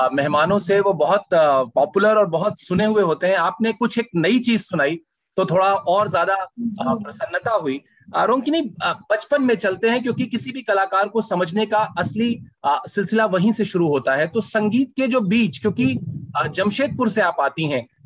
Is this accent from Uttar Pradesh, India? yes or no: yes; Allahabad, Uttar Pradesh, India; मैं भी इलाहाबाद से हूँ